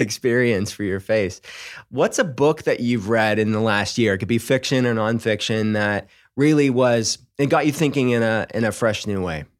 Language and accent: English; Pittsburgh, Pennsylvania, United States; I'm from Pittsburgh